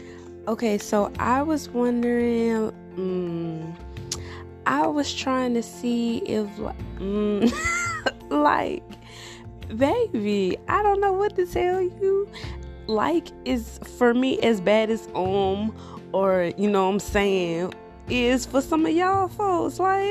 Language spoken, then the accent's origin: English; Louisiana, United States; Louisiana is like my home, okay? Like, you can't tell me I'm not from Louisiana. You can't tell me the Saints ain't my favorite team. You can't tell me I'm not, you know, a Louisiana girl.